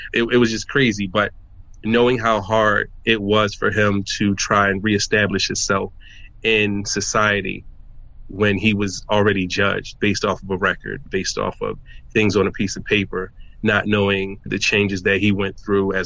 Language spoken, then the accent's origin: English; Philadelphia, Pennsylvania, United States; I'm from Philadelphia, PA, born and raised in North Philly